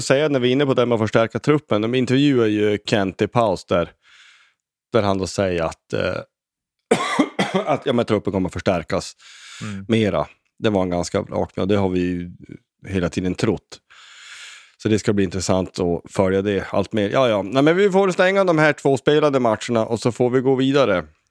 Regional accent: Sweden; som svensk

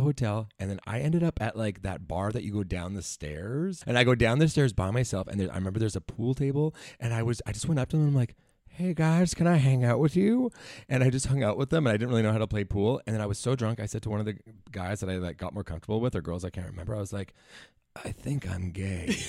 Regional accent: Langley, British Columbia, Canada; I'm from Langley, B C

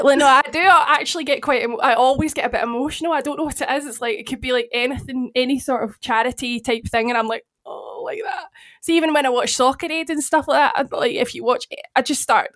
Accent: Ireland; Even as an Irishman, Billy, that's quite disrespectful.

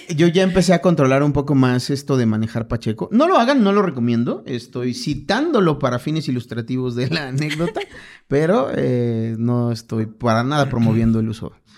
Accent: Chiapas, Mexico; now in Mexico City, Mexico; nosotros tenemos la Torre Chiapas con 25 pisos

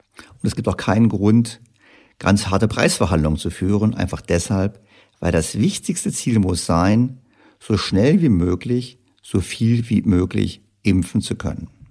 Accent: Germany; für uns Deutsche

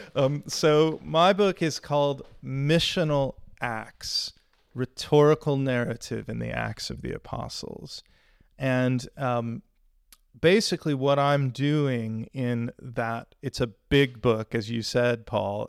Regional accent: Houston, Texas, United States; moved away as an adult; now in Sheffield, United Kingdom; I grew up in Houston

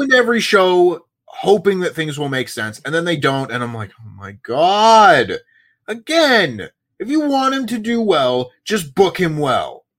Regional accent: Toronto, Ontario, Canada; born or raised there

